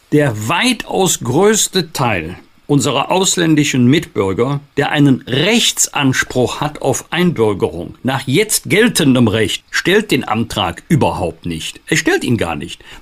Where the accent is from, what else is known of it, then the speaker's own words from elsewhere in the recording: North Rhine-Westphalia, Germany; Im Rheinisch-Bergischen Kreis, in meiner Heimat, ist es 5,5 Prozent.